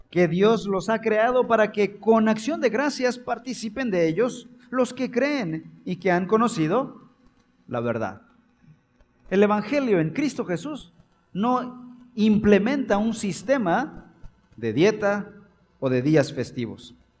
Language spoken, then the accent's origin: Spanish; Chiapas, Mexico; yo soy casi centroamericano, soy chiapaneco.